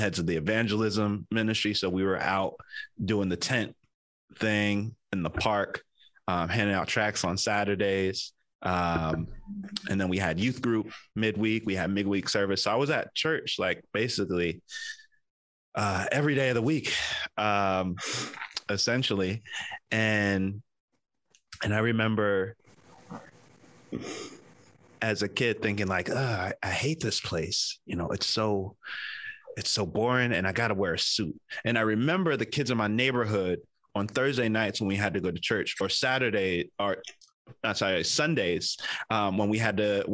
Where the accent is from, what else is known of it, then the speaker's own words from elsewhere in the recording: New Jersey, United States; moved away as an adult; also born or lived in Oklahoma; now in San Francisco Bay Area, United States; I grew up in Jersey